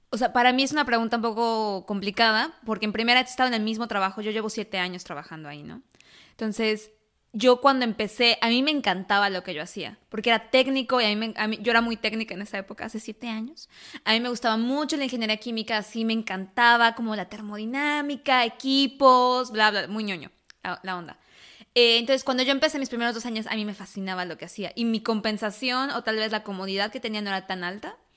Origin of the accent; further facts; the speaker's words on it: Mexico; moved away as an adult; now in United States; Yo me mudé de país, me mudé de México a Estados Unidos y la decisión que yo tomé fue principalmente motivada por el dinero.